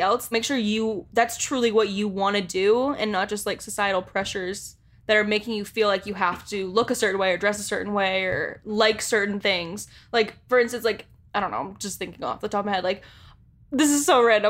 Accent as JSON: {"language": "English", "town": "Boston", "region": "Massachusetts", "country": "United States", "also_born_or_lived": "Los Angeles", "moved": "as an adult", "said": "I'm from Boston"}